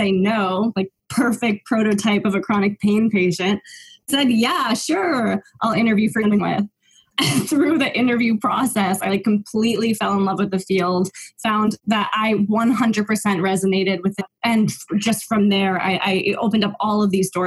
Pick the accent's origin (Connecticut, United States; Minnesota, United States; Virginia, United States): Connecticut, United States; Simsbury; moved away as an adult; now in Los Angeles, United States; I grew up in a really small town called Simsbury, Connecticut